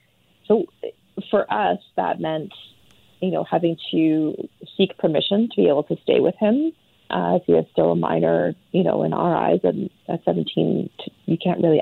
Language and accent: English; Chilliwack, British Columbia, Canada; We're from Chilliwack